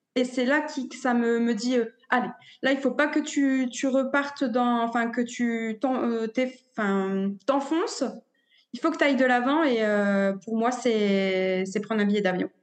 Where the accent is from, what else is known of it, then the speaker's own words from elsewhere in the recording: a small village near Dunkirk, Hauts-de-France, France; moved away as an adult; now in Mexico; je viens du nord de la France, originaire d'un petit village euh, près de Dunkerque